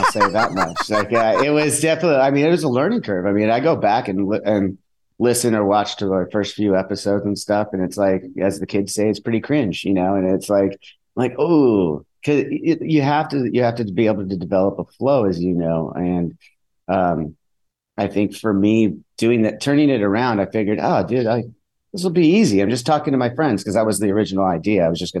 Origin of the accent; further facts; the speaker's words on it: Southern California, United States; we're from Southern California.